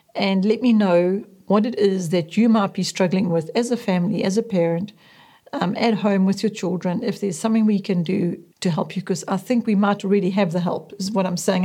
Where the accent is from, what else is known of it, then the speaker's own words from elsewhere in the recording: Westville, KwaZulu-Natal, South Africa; also born or lived in Zululand; By the time I was three years old, my parents had moved down the coast from Zululand to Westville, inland from the city of Durban, Natal. It was in this rapidly expanding suburb that our family lived for the next thirty years.